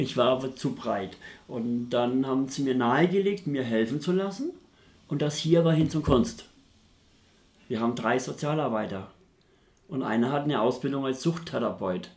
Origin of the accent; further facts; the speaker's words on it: Nuremberg, Bavaria, Germany; moved away as an adult; now in Hamburg, Germany; ich komme aus Nürnberg, bin ein Franke, bin damals in Nürnberg obdachlos geworden und in Nürnberg wollte ich nicht bleiben, weil da bin ich aufgewachsen.